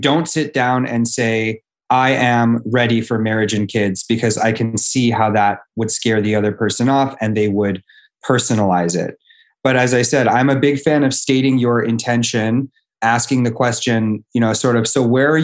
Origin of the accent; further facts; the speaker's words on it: Los Angeles, California, United States; Born and raised in Los Angeles